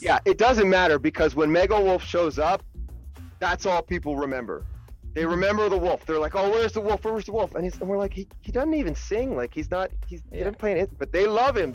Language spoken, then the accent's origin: English; Burlington, Ontario, Canada; I'm from Burlington, Ontario